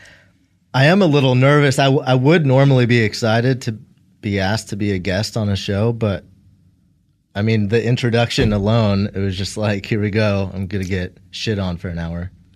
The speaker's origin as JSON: {"language": "English", "area": "Bay Area", "region": "California", "country": "United States", "tie": "born or raised there", "said": "I grew up in the Bay Area."}